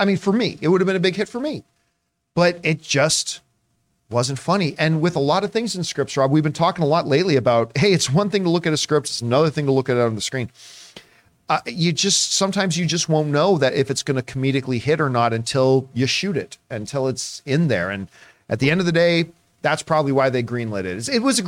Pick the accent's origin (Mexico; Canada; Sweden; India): Canada; Hamilton, Ontario; that's my hometown. It was Hamilton, Ontario.